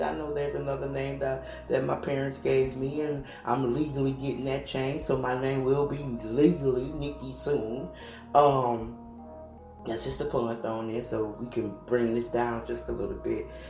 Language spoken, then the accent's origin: English; United States; I am American